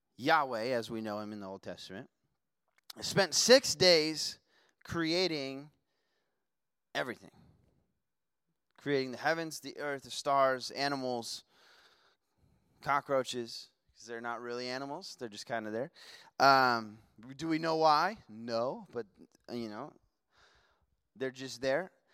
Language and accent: English; Las Vegas, Nevada, United States; moved away; also born or lived in Washington; I grew up in Vegas